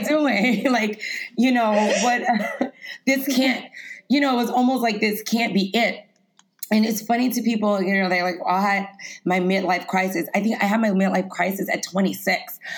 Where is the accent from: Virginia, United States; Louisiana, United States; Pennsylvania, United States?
Louisiana, United States; Lafayette; I grew up in Lafayette, Louisiana